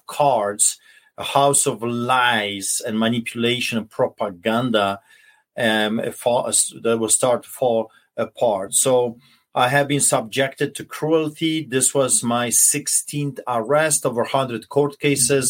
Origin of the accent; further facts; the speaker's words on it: Poland; now in Canada; I grew up in Poland, a center of Europe, between the Germany and Russia and then Czechoslovakia.